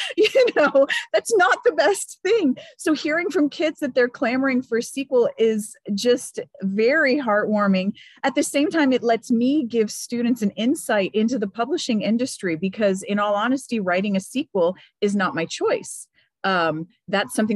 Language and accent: English; Miami, Florida, United States; moved away; I grew up in Miami, Florida, which the joke among Cuban Americans is that Miami is just northern Cuba.